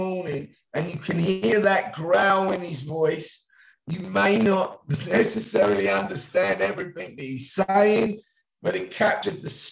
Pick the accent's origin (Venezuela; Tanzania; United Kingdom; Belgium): United Kingdom; England; now in United States; I'm an English man living here